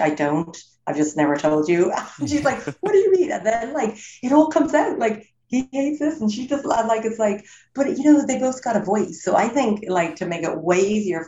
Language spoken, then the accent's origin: English; Ireland; moved away as an adult; also born or lived in United States / Los Angeles; I'm born and raised in Ireland, live in America for 20 years, but I'm back in Ireland now 5 years.